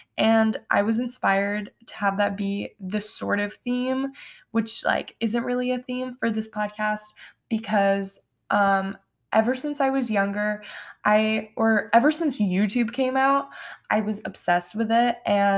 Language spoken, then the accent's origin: English; New York, United States; Yes, I'm from New York, and no, I don't have a New York accent.